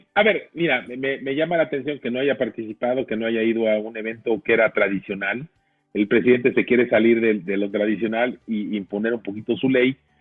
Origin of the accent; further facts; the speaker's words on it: Mexico; tenemos que sentirnos muy orgullosos todos los mexicanos